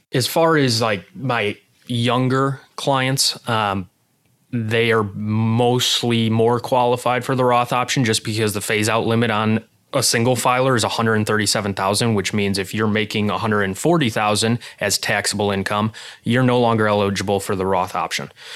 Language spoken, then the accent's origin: English; Illinois, United States; moved away as an adult; now in Arizona, United States; I grew up in Illinois